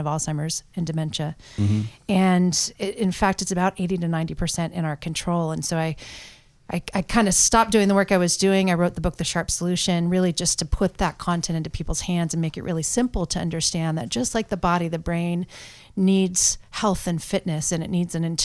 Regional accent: Portland, Oregon, United States; moved away as an adult; also born or lived in Pennsylvania; born and raised in Portland, Oregon

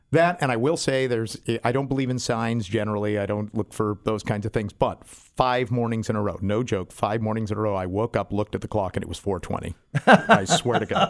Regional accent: San Diego, California, United States; I went to school, I grew up in University City, went to, uh, Spreckles Elementary and Stanley Junior High

